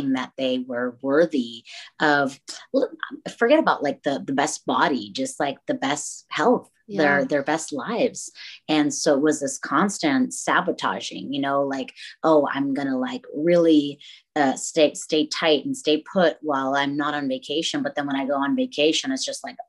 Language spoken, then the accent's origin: English; Tampico, Tamaulipas, Mexico; moved away as an adult; now in Dallas, United States; I am originally from Tampico, Tamaulipas, Mexico, but I live in Dallas, Texas now. I was born and raised there, came to the U.S. over here when I was 19